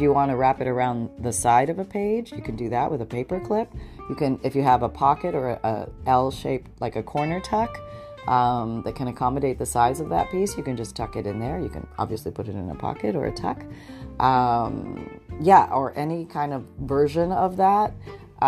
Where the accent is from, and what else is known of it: Canada; moved away as an adult; now in United States